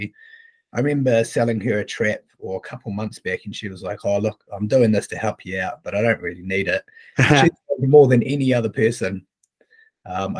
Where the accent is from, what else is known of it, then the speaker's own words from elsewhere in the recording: Canterbury, New Zealand; I grew up in Canterbury